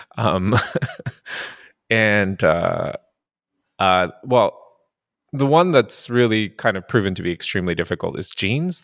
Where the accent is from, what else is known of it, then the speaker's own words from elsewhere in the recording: Japan; also born or lived in San Francisco; now in Montreal, Canada; I grew up in Japan and, um, being half Caucasian in Japan